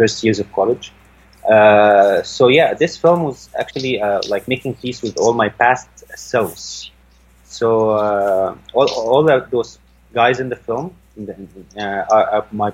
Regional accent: Saudi Arabia; also born or lived in France; now in Cairo, Egypt; I was raised in Saudi Arabia.

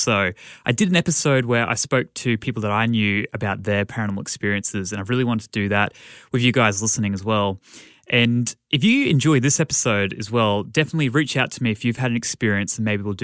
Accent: Brisbane, Queensland, Australia; my hometown of Brisbane, Australia

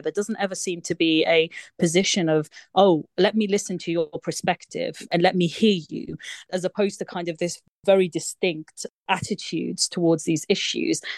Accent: United Kingdom; we live our lives as British Muslims in this country

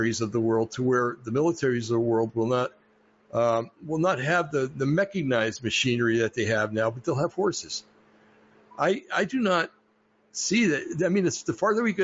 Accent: United States; I was proud, and I still am proud about being an American

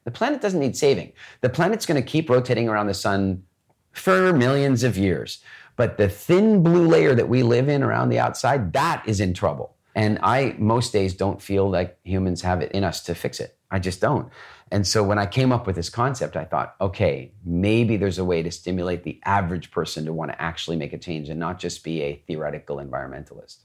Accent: Canada; I grew up mostly in Canada.

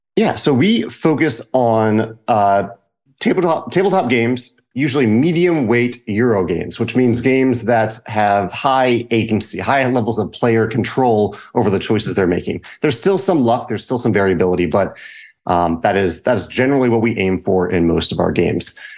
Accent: Richmond, Virginia, United States; moved away as an adult; now in St. Louis, United States; I grew up in Richmond, Virginia, right outside

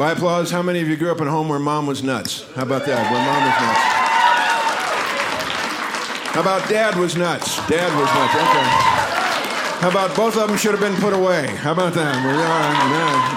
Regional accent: Dallas, Texas, United States; I am from Dallas, Texas

